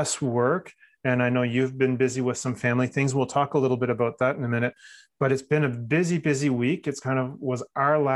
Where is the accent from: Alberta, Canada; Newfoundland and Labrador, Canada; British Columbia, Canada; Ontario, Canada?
Ontario, Canada; Newmarket; Newmarket, Ontario. Like I said, my hometown.